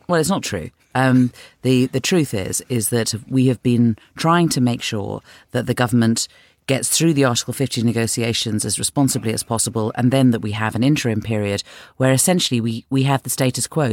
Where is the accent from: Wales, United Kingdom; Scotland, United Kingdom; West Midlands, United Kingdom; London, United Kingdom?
London, United Kingdom; I'm from North London, and yeah, I bought my house 25 years ago